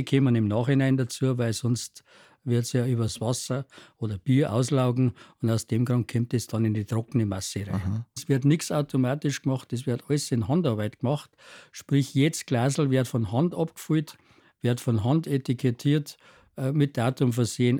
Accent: Trostberg, Bavaria, Germany; ich bin aus Trostberg

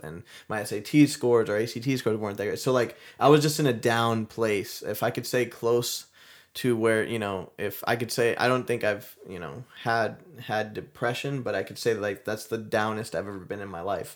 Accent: Mount Dora, Florida, United States; I'm, I'm originally from Florida. We grew up here in Florida, Mount Dora, Florida

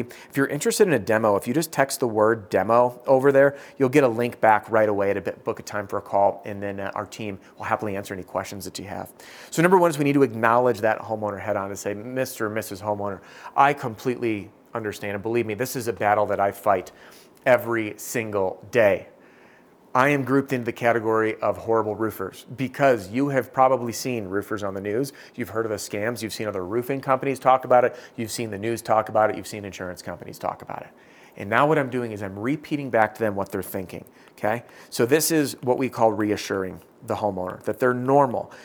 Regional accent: Madison, Wisconsin, United States; born or raised there

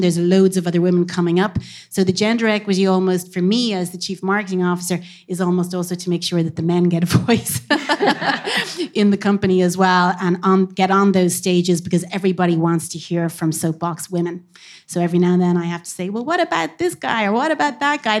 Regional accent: Cork, Munster, Ireland; now in Dublin, Ireland; I am from Cork, but I live here in Dublin a long time

